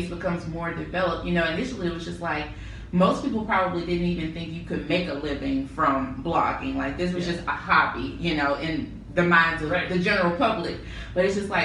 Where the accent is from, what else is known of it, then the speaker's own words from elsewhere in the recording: Memphis, Tennessee, United States; moved away as an adult; also born or lived in Nashville, Tennessee / Durham, North Carolina; I'm from Memphis.